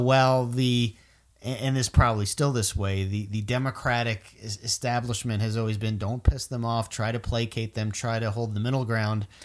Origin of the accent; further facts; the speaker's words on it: Florida, United States; I'm from Florida